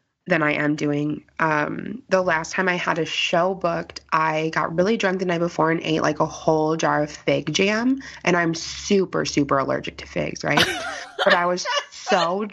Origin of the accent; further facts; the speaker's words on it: Chicago, Illinois, United States; I'm from the South Side of Chicago